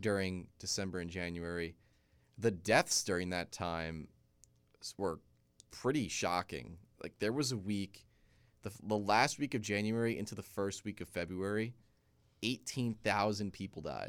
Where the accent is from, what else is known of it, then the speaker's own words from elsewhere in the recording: Hackensack, New Jersey, United States; I was born in Hack and Sack